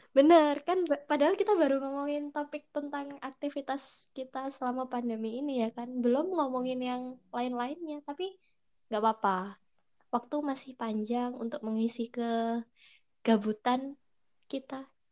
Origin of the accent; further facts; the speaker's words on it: Java, Indonesia; accent: medok (Javanese); aku sendiri orang Jawa asli yang kalau ngomong Indonesia banget tuh pasti masih kedengeran medok